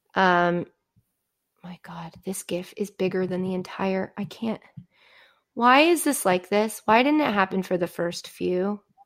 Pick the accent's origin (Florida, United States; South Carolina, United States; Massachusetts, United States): Massachusetts, United States; Framingham; moved away as an adult; also born or lived in New York area; now in New Jersey, United States; that's where I'm from